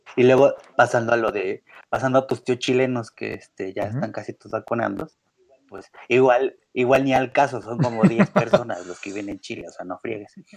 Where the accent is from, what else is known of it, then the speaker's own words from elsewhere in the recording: Mexico; los mexicanos en un pésimo acento, pero lo tratamos de decir el idioma